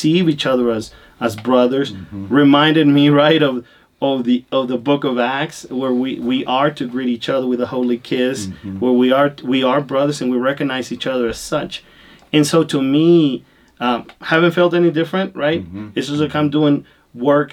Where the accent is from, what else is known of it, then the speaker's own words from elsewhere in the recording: Honduras; also born or lived in Latin America; now in United States; I was born in Honduras. I grew up in Latin America.